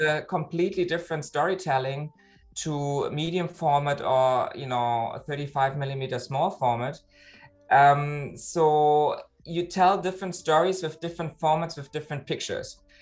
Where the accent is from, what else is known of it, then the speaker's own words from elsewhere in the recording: Berlin, Germany; now in Hamburg, Germany; I live in Hamburg, but originally I'm from Berlin, uh, actually East Berlin.